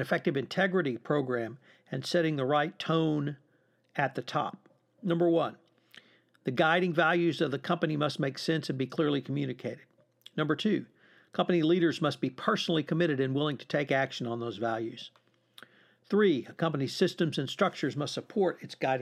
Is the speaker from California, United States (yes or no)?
no; Texas, United States; I'm from Texas